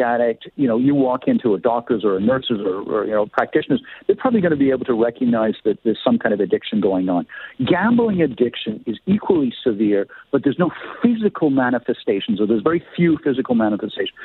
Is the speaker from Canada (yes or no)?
yes; Canada; as a Canadian